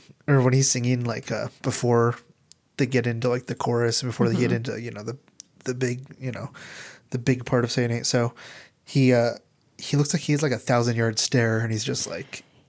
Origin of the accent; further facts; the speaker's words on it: Nebraska, United States; I'm a mom from Nebraska.